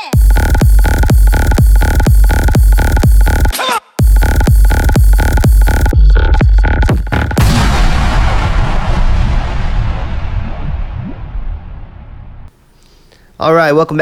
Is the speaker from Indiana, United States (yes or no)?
yes; Indiana, United States; I'm from Indiana